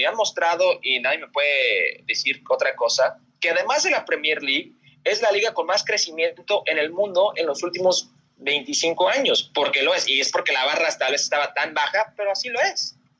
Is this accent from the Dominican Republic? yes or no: no; Las Vegas, Nevada, United States; yo soy de Las Vegas